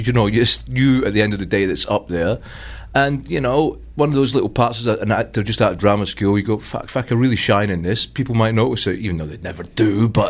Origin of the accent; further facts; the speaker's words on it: Ballarat, Victoria, Australia; Yeah. I'm from Ballarat.